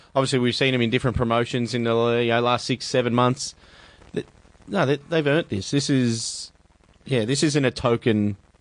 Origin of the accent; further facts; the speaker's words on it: Australia; being Australian